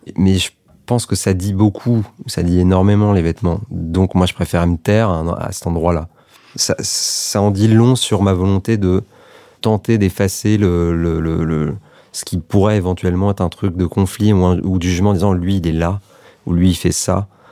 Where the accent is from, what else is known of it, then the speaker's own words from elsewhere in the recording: France; also born or lived in Serbia; j'ai grandi à, moitié en France, à moitié en Serbie, euh, parce qu'on y allait beaucoup avec ma mère, parce qu'elle vient de là-bas